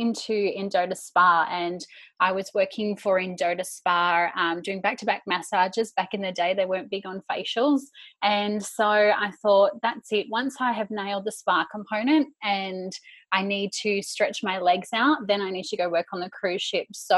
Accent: Bayside Peninsula, Melbourne, Victoria, Australia; moved away as an adult; also born or lived in Sydney; I finished year 12 and I went and I moved straight into the city from the Bayside Peninsula

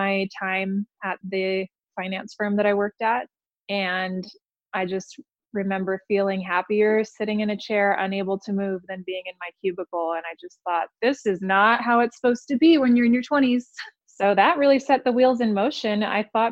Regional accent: Los Angeles, California, United States; moved away as an adult; also born or lived in Santa Barbara / Newport Beach / Taiwan / Berlin, Germany; now in Reno, United States; I grew up in Greater Los Angeles

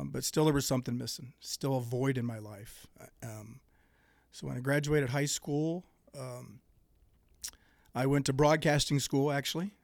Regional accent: Greenville, Ohio, United States; I was born and raised in Dark County, gr, a little town called Greenville

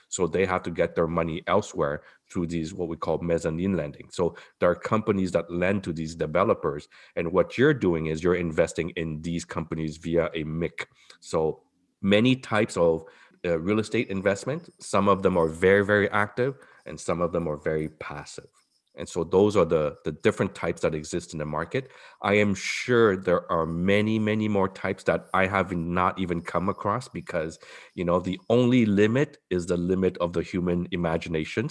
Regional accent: Montreal, Quebec, Canada; moved away as an adult; now in Toronto, Canada; I'm from Montreal, like you, Bob, I'm from Montreal, I moved here right after residency

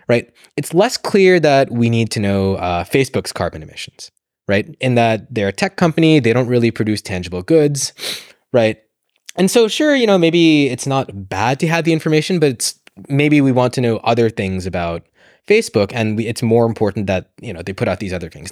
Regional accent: United States; moved away as an adult; now in London, United Kingdom; I grew up in the States. You can probably tell from my accent.

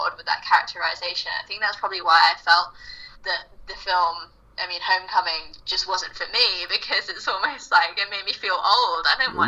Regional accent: United Kingdom; in case you can tell, I'm British

